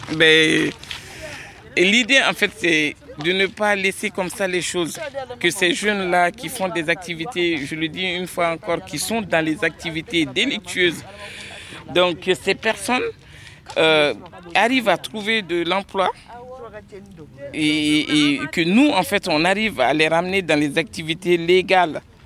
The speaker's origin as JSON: {"language": "French", "country": "Mali", "tie": "born or raised there", "moved": "as an adult", "lives_now": "Villeneuve-Saint-Georges, France", "said": "Je suis arrivé en 96 euh, à Villeneuve-Saint-Georges euh, et je suis né au Mali d'un père magistrat qui avait la nationalité française. Donc je suis arrivé ici, j'avais 18"}